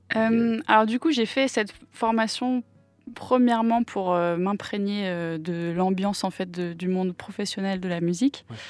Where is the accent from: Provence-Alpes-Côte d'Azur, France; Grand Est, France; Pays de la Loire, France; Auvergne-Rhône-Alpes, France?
Pays de la Loire, France; Nantes; first language English; French is a second language; also born or lived in Auckland, New Zealand; je suis de Nantes, euh, Chantenay très précisément. J'ai grandi ici